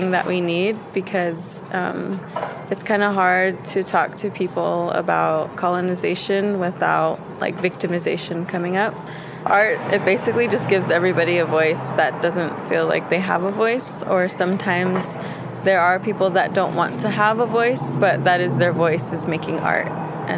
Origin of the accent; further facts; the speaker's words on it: Phoenix, Arizona, United States; I am from Phoenix, Arizona.